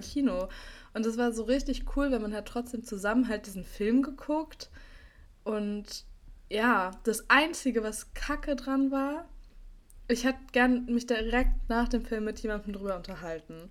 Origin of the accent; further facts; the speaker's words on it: Berlin, Germany; ich bin auch in Berlin-Schöneberg zur Schule gegangen